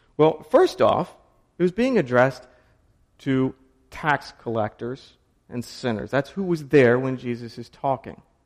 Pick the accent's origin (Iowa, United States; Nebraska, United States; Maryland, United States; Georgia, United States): Maryland, United States; I grew up in Maryland